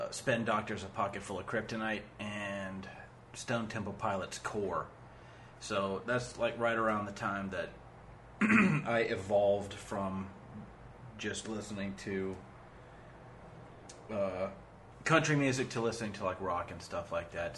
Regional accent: Tennessee, United States; Growing up in Tennessee, I listened to a lot of country music when I was a kid

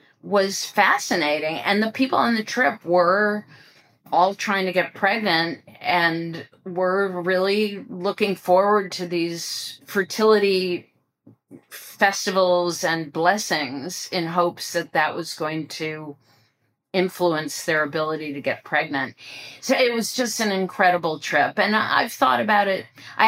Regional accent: Ohio, United States; also born or lived in West Coast, United States / New York, United States; I grew up in Ohio, which is on the Eastern time zone.

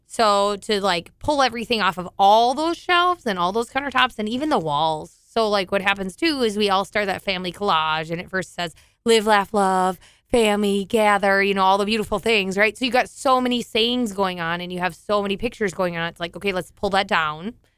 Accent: southeast of Alexandria, Minnesota, United States; I grew up on a dairy farm in southern, or, like, sou-, southeast of Alexandria

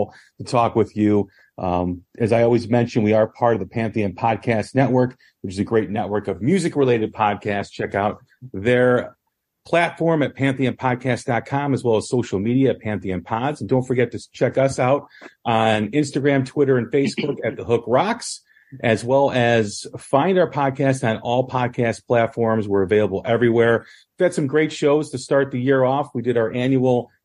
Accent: outside of Chicago, Illinois, United States; I've growing up outside of Chicago

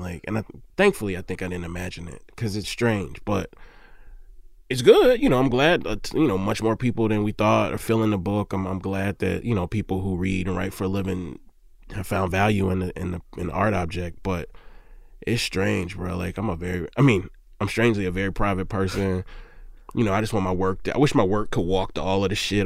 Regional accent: Mississippi, United States; I'm from Mississippi.

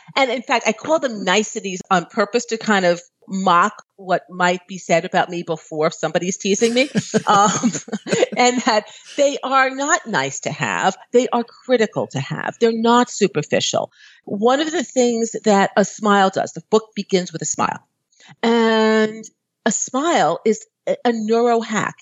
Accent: New York, United States; moved away as an adult; I'm from New York

